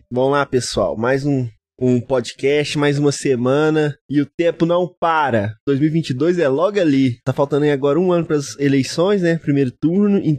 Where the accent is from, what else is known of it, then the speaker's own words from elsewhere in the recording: Minas Gerais, Brazil; É, mas como bom mineiro que eu sou, eu considero Ouro Preto.